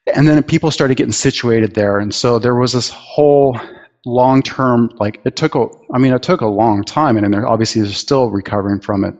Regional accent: Bay Area, California, United States; moved away; also born or lived in New Zealand / Aceh; earthquakes even as a kid, um, growing up in the Bay Area

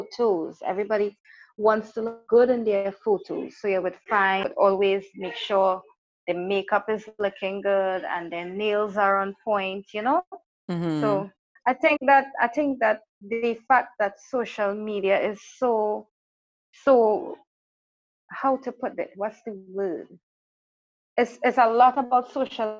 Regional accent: Trinidad & Tobago; I am from Trinidad and Tobago, small island

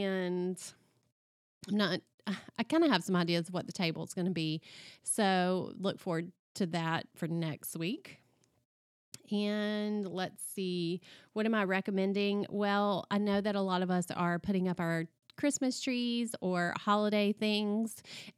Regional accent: the South, United States; And being a Southerner, I just really related to so much that she talked about in that book.

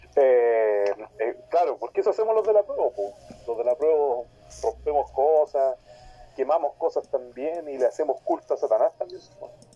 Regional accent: Talcahuano, Biobío, Chile; now in Hualpén, Chile; soy de Talcahuano, vivo en Hualpena ahora, pero soy de Talcahuano

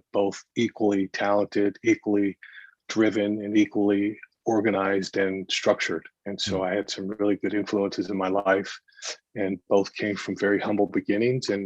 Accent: San Jose, California, United States; also born or lived in San Francisco / San Diego; I was born in San Francisco, grew up in San Jose

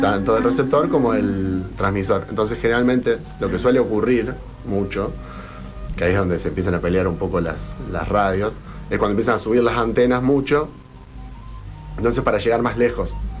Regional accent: Argentina; somos todos ciudadanos argentinos

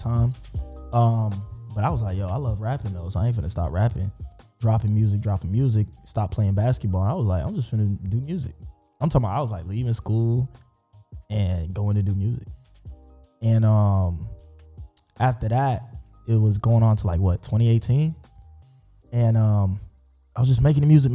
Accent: Ocoee, Florida, United States; also born or lived in Montgomery, Alabama; Born and raised in Ocoee

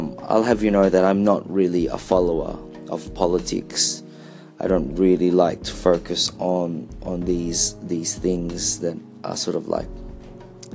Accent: Philippines; also born or lived in Australia; we were a colony of America for 50 years

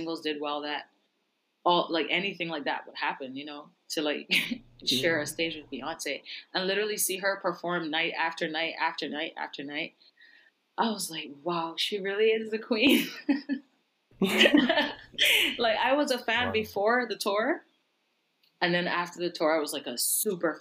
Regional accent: Barbados; I was born and raised in Barbados. Like, I didn't grow up in the US

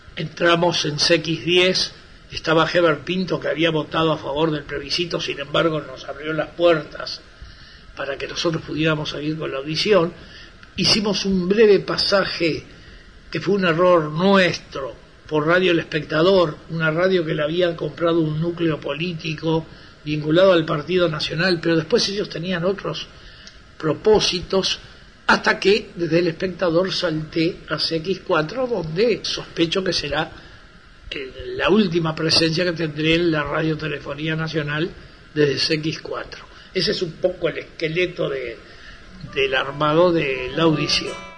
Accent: San Ramón, Canelones, Uruguay; moved away; mi pueblo, San Ramón

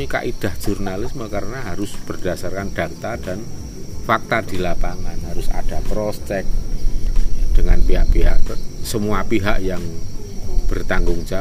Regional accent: Java, Indonesia; kita sendiri itu sebagai orang Jawa yang nguri-uri karifan lokal atau lokal wisdom

